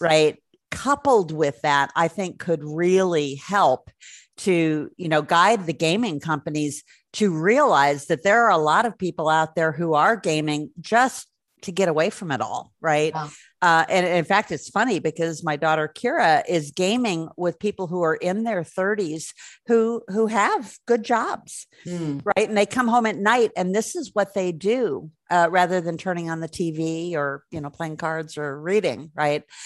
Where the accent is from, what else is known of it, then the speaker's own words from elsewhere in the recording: Milwaukee, Wisconsin, United States; now in Denver, United States; I grew up not too far north of Chicago, uh, Milwaukee.